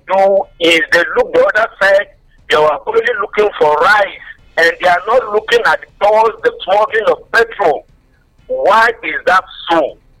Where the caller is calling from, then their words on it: Rwanda; I'm calling from Rwanda.